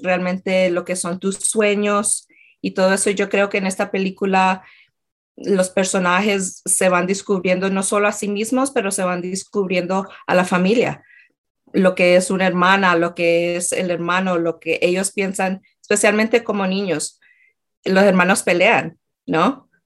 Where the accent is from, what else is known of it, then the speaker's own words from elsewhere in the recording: Colombia; moved away; yo era de Colombia